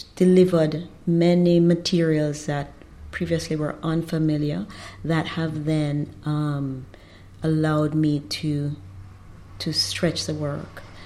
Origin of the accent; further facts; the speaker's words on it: Jamaica; also born or lived in Trinidad; now in Trinidad and Tobago; I'm Jamaican, and we were due to be in Trinidad for only four years